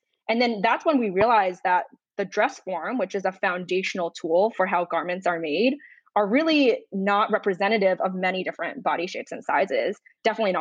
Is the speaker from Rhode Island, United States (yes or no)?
yes; Rhode Island, United States; moved away as an adult; now in Chicago, United States; I grew up in Rhode Island